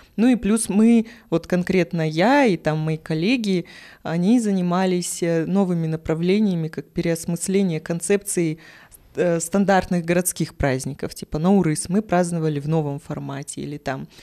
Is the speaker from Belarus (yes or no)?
no; Kazakhstan; я родилась в Казахстане с такой внешностью